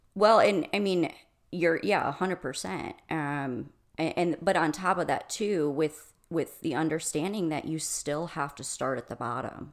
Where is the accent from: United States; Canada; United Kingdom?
United States; Michigan; moved away as an adult; now in Arizona, United States; I'm originally from Michigan.